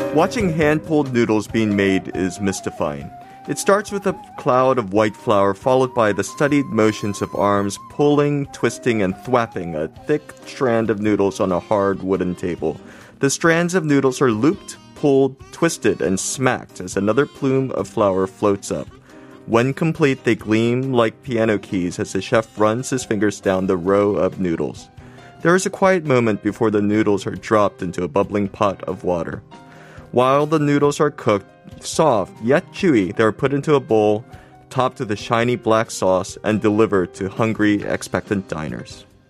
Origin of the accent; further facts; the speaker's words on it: United States; now in South Korea; I grew up in America